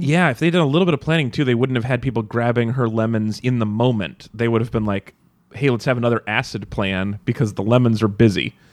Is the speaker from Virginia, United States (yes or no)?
no; Nevada, United States; moved away; I grew up in Nevada